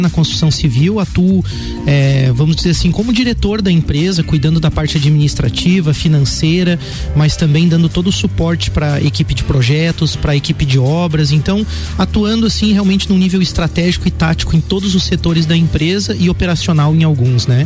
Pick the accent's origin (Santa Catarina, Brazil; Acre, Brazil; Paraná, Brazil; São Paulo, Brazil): Santa Catarina, Brazil; Lages; also born or lived in Curitiba; Eu sou natural de Lages mesmo. É, apesar de que nasci aqui e meus pais retornaram a Curitiba, então bem pequeno, eu vivi a minha primeira infância, né, uhum. naquela cidade. Quando retornei a Lages, então, é, pequeno ainda